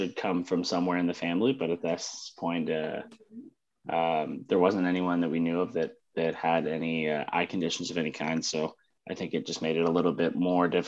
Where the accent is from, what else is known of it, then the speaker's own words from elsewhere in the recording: Northern Ontario, Canada; I grew up in Northern Ontario, so it's winter for a fair amount of the year